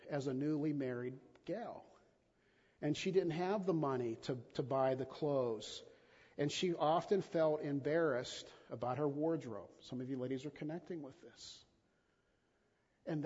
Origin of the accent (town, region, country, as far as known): United States